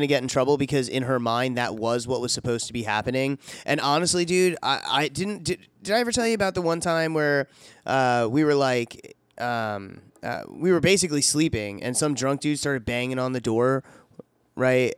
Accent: DeBary, Florida, United States; I was growing up in DeBerry down there in Florida

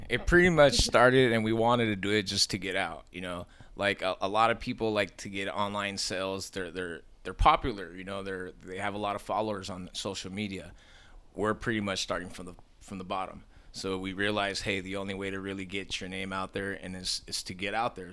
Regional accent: Long Beach, California, United States; moved away as an adult; now in Sacramento, United States; I grew up in Long Beach

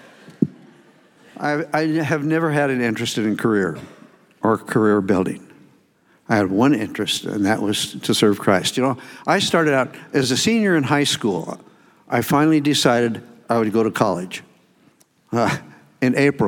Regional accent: Colorado, United States; also born or lived in Ecuador; I'm from Colorado, originally, and right now, I'm living up on a mountain

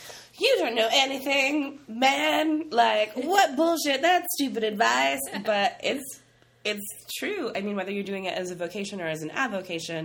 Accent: Midwest, United States; growing up in the Midwest

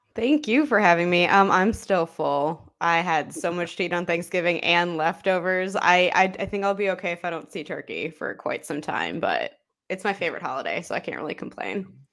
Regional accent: Chicago, Illinois, United States; I am born and raised in Chicago

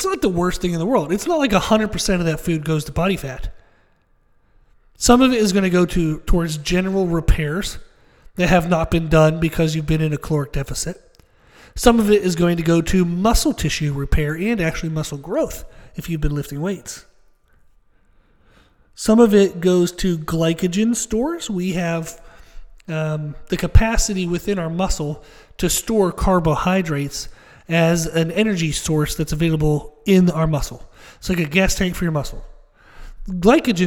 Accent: Pennsylvania, United States; Where I grew up in Pennsylvania, I grew up in kind of the middle of nowhere

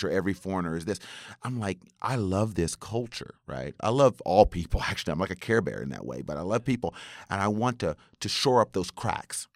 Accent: West Virginia, United States; now in Japan; growing up in West Virginia

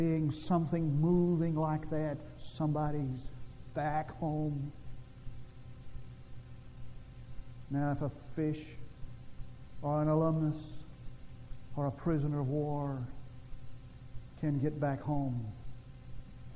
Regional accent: Munday, Texas, United States; born or raised there; moved away

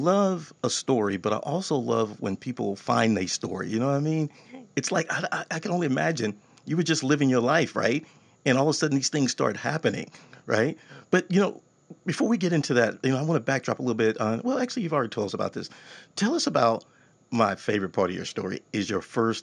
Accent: Texas, United States; I'm from Texas

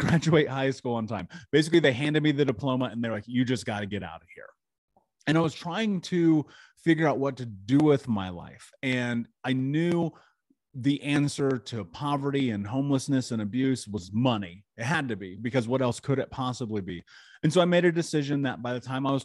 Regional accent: Indianapolis, Indiana, United States; I grew up in Indianapolis.

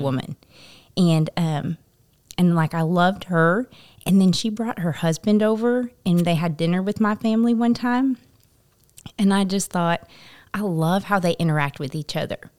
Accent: Topeka, Kansas, United States; moved away as an adult; now in Paragould, United States; so I am originally from Kansas, from Topeka, Kansas, and, um, I grew up

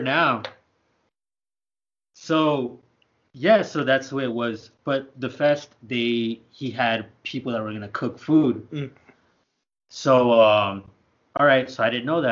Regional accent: El Paso, Texas, United States; we're from El Paso, which is also a border town

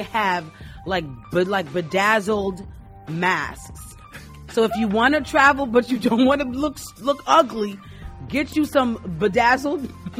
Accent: New York, United States; moved away as an adult; now in St. Louis, United States; living in New York, I've been in St. Louis 5 years, and my whole life growing up in New York

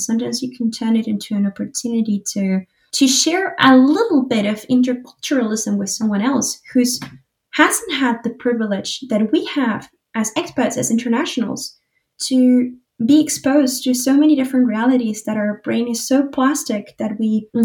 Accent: Uruguay; now in Munich, Germany; I was born and raised in Uruguay, South America, and I'm currently living in Munich.

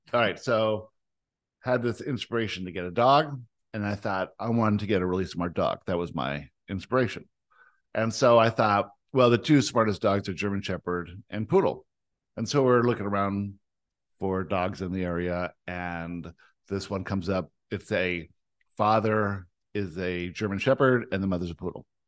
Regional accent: Canada; also born or lived in South Africa; the only thing that happened at two is we moved from South Africa to Canada

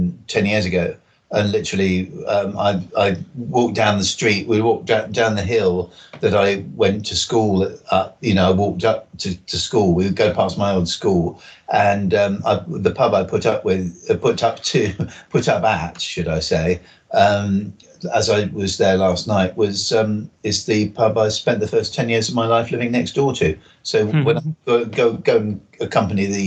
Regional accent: Salisbury, South West England, United Kingdom; there is virtually no part of Salisbury that doesn't have a memory for me, because I've been here my family moved here 55 years ago, just before I was born

